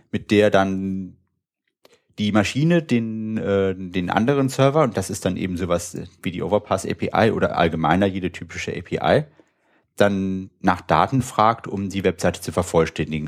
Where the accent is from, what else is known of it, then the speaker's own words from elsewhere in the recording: Wuppertal, North Rhine-Westphalia, Germany; also born or lived in Münster; ich komme aus Wuppertal, habe dort auch studiert